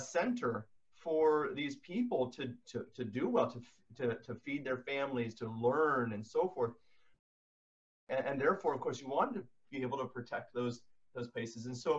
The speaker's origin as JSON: {"language": "English", "region": "California", "country": "United States", "tie": "born or raised there", "said": "Well, I grew up in California, and so of course, in our history courses, there's social studies, right?"}